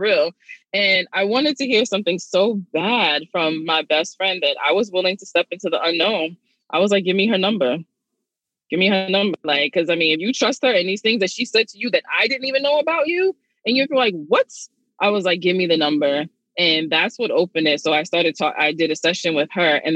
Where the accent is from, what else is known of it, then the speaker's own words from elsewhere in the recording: New York City, New York, United States; I'm from Brooklyn, you know, I had a kid at 16